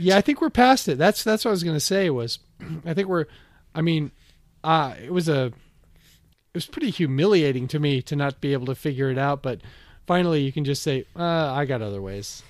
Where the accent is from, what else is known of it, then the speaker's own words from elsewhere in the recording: Bellevue, Washington, United States; moved away as an adult; also born or lived in Florida; I grew up in Bellevue on the east side of Seattle